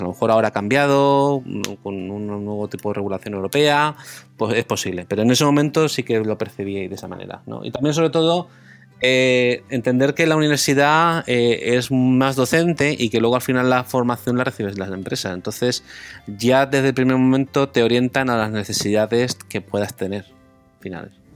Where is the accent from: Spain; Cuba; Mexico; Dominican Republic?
Spain; Murcia, Region of Murcia; moved away as an adult; also born or lived in United Kingdom; now in Hong Kong; decidí volverme a Murcia